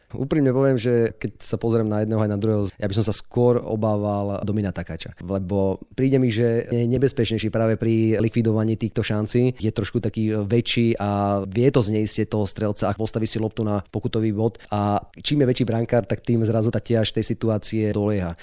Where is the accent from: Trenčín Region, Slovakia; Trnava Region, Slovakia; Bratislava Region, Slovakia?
Bratislava Region, Slovakia; Bratislava; Ja pochádzam z Bratislavy